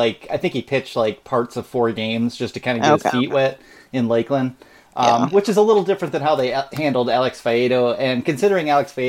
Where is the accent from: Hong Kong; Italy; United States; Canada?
Canada; And as a Canadian, I don't know for sure if you know this